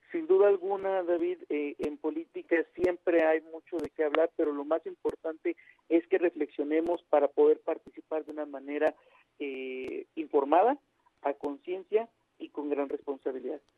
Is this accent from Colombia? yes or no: no; Mexico; Como decimos los mexicanos